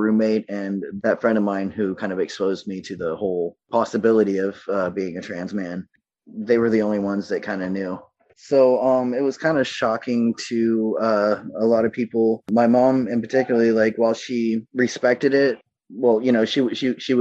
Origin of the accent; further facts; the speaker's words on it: the South, United States; I was raised in the South in the late 80s, early 90s.